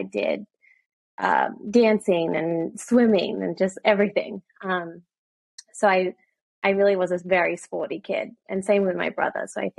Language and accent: English; Sydney, New South Wales, Australia; moved away as an adult; also born or lived in Los Angeles, United States; now in Boston, United States; So I was born in Sydney, Australia, and I grew up in a town called the Northern Beaches. Grew up with my mom, dad, and older brother, very, very tight-knit family.